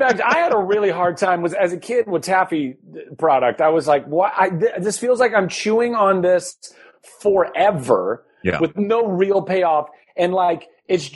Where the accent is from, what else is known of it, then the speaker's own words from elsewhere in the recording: Ventura, California, United States; where I grew up in Ventura, California